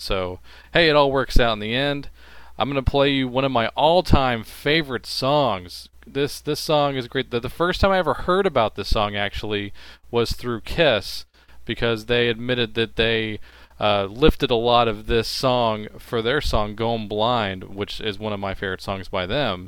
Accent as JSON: {"language": "English", "region": "Texas", "country": "United States", "said": "I'm from Texas"}